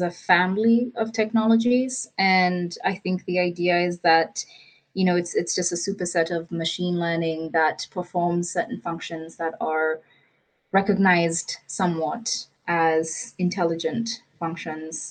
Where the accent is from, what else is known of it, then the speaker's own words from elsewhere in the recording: Nairobi, Kenya; I am based in Nairobi, and I'm you know, born, bred and buttered, as my English teacher used to say